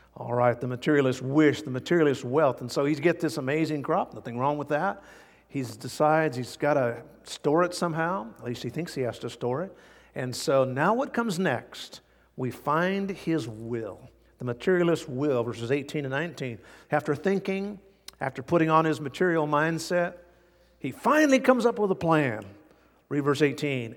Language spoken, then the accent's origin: English; United States; as American Christians